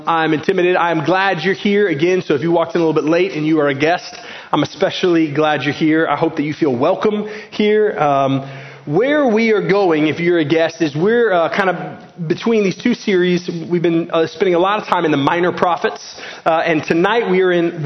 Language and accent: English; Garland, Texas, United States; As an American, I grew up in Garland, Texas